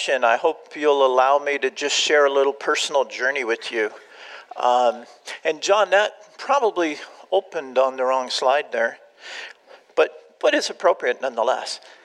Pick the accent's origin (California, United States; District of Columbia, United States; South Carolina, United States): California, United States; Southern; moved away as an adult; also born or lived in Austin, Texas / Albuquerque, New Mexico; now in Illinois, United States; I grew up in Southern California